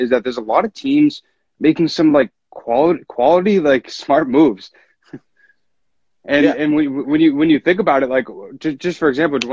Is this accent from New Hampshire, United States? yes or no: yes; northern New Hampshire, United States; I'm from northern New Hampshire